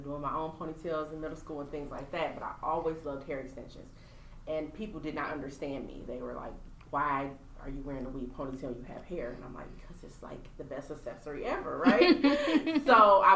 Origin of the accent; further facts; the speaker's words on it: Pontiac, Michigan, United States; I'm from Pontiac, Michigan